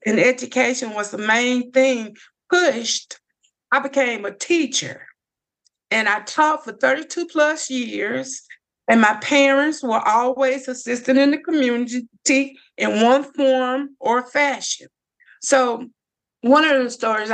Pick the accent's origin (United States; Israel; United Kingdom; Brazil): United States; Lake Providence, Louisiana; I grew up here in Lake Providence